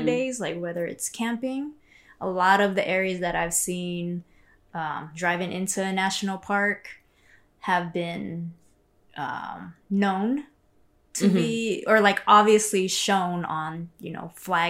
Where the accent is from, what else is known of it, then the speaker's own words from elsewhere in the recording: United States; me being Asian American woman as well.